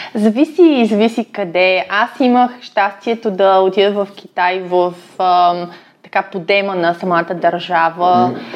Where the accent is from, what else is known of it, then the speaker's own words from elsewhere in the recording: Ruse, Ruse Province, Bulgaria; moved away as an adult; also born or lived in Russia / China / Hong Kong; аз съм родом от Русе